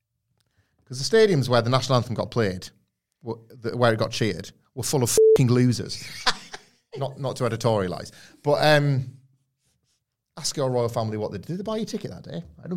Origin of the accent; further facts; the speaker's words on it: Yorkshire and the Humber, United Kingdom; Yorkshire is such a big county. I grew up in North Yorkshire, completely different to West Yorkshire, and so on and on and on.